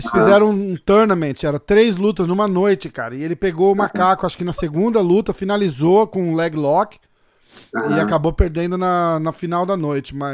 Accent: São Paulo, Brazil; eu sou de São Paulo, cara.

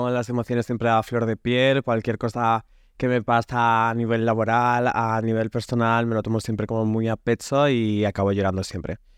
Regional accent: Basque Country, Spain; yo Soy vasco

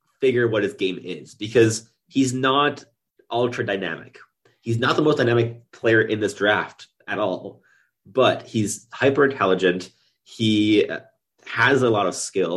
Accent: Quebec, Canada; first language English; now in Ottawa, Canada; I grew up in Quebec

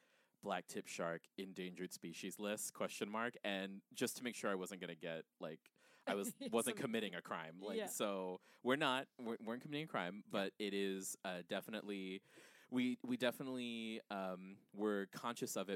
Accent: Guam; moved away; I'm from Guam. I'm from an island

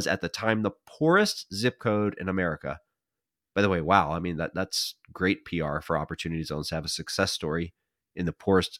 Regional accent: Pennsylvania, United States; My home state of Pennsylvania saw 132 communities, 44% of the opportunity zones in the state receive investments through the end of 2020.

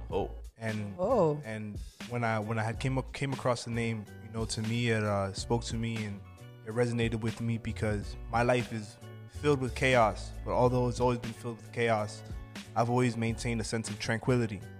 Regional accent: Los Angeles, California, United States; So, like, I guess when I grew up in Los Angeles

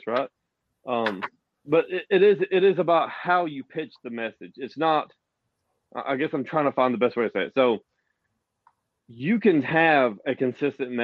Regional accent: the South, United States; accent: Southern; I am from the South and sound from the South

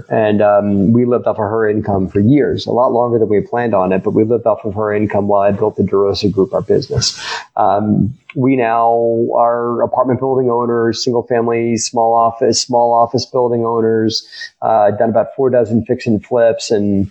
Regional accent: Baltimore, Maryland, United States; moved away as an adult; also born or lived in Virginia; I grew up in Baltimore, went to Virginia Tech for college, got a degree in engineering

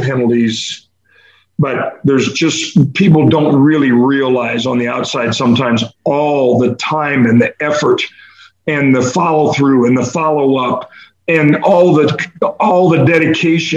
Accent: Iowa City, Iowa, United States; moved away as an adult; now in Sarasota, United States; I grew up in Iowa City

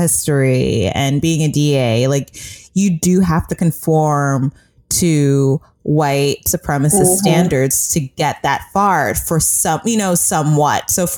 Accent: Oakland, California, United States; It was just like natural, like, of course, I'm from Oakland, I'm gonna have black staffers.

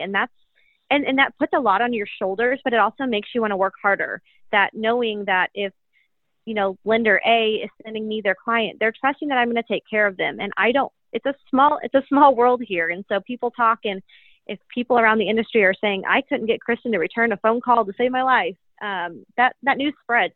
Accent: Kansas City, United States; I was born and raised in Kansas City, went to the University of Kansas

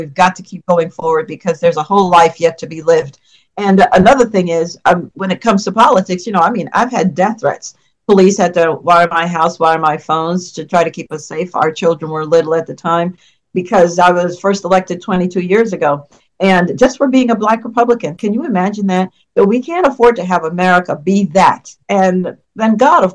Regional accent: New York City, New York, United States; now in Virginia, United States; New York, where I was raised in the Bronx

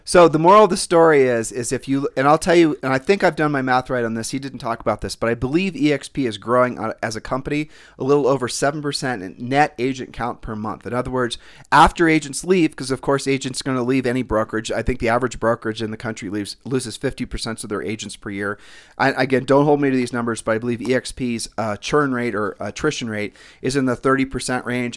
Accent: Columbus, Ohio, United States; We're from Columbus, Ohio.

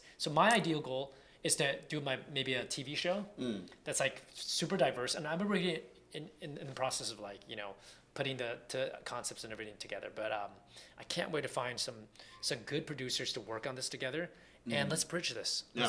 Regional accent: Santa Monica, California, United States; also born or lived in Santa Barbara; I grew up in Santa Monica, so it was like as white as it can get. I'm sorry. But it was, and I went to school in Santa Barbara, which is also as white as

